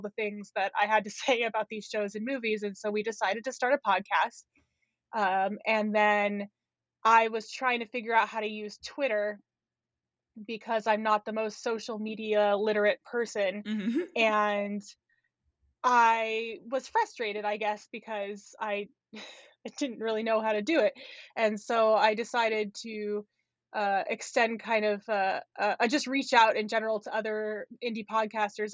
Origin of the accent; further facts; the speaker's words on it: Los Angeles, California, United States; moved away as an adult; also born or lived in Syracuse, New York; now in North Dakota, United States; I was born and raised in Los Angeles, California.